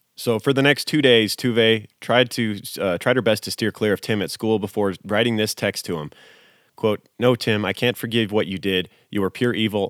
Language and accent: English; United States; I grew up in America